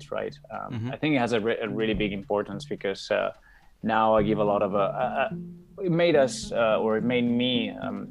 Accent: Mérida, Extremadura, Spain; English is a second language; moved away as an adult; also born or lived in Madrid, Spain; now in Dublin, Ireland; I come from the west of Spain, a small town called Mérida, which is right next to the border with Portugal. That's where I was born and where I grew up until I went to Madrid to study the engineering degree

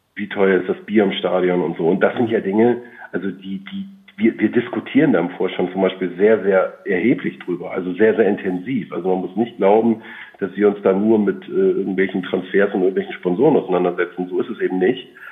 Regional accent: Bremen, Germany; moved away; in meiner Geburtsstadt, Geburtsstadt äh, wohnhaft, also in Bremen

